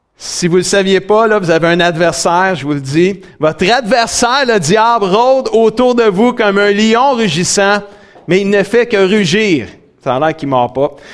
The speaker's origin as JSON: {"language": "French", "town": "Saint-Hyacinthe", "region": "Quebec", "country": "Canada", "tie": "born or raised there", "also_born_or_lived": "Grand Falls, New Brunswick / Sainte-Julie", "said": "Saint-Hyacinthe. C'est ma ville natale où ce que je suis né."}